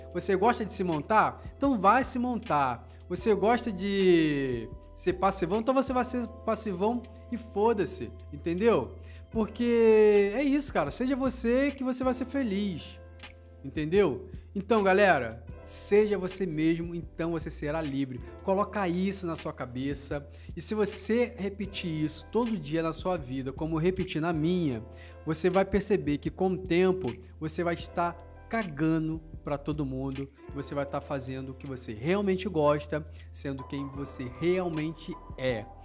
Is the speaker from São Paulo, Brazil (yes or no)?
no; Rio de Janeiro, Brazil; moved away as an adult; now in Londrina, Brazil; eu sou natural do Rio de Janeiro e mas moro em Londrina tem uns três anos mais ou menos.